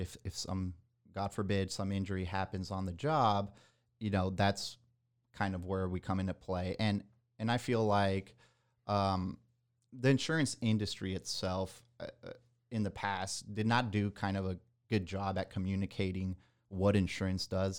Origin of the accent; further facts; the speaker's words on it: Nicaragua; moved away as an adult; also born or lived in Miami, Florida / San Antonio, Texas; now in Texas, United States; I was born in Miami, Florida, but at a young age, I moved down to Nicaragua, which is in Central America.